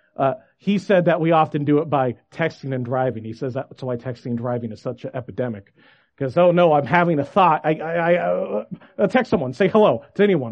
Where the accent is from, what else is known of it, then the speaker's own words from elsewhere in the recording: Federal Way, Washington, United States; I grew up in Washington. St. Luke's uh, Lutheran Church was my home church, just in Federal Way, south of Seattle